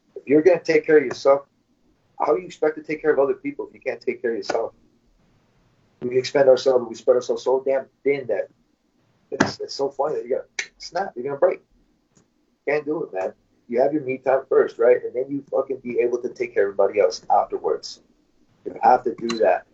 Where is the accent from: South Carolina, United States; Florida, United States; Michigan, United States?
Michigan, United States; moved away as an adult; now in California, United States; since I moved to California. I'm from Michigan, California